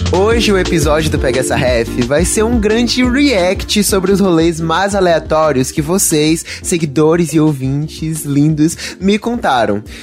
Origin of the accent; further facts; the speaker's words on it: Bahia, Brazil; eu sou aqui da Bahia